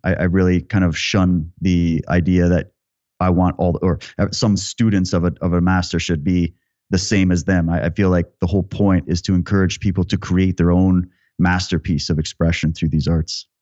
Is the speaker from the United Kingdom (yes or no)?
no; Yorkton, Saskatchewan, Canada; I grew up in Yorkton, Saskatchewan